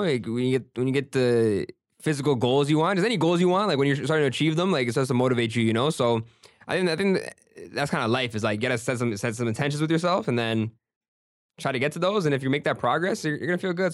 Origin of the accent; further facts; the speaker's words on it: Brampton, Ontario, Canada; also born or lived in Jacksonville, Florida; growing up in Brampton, like, everybody's brown